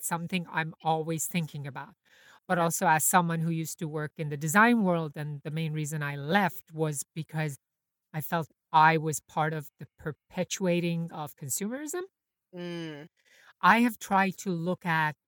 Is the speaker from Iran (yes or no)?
yes; Iran; now in New York, United States; I grew up in Iran during the 80s